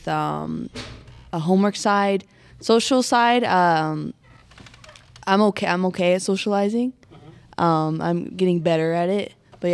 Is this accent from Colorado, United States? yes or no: yes; Colorado Springs, Colorado, United States; moved away; I'm from Colorado Springs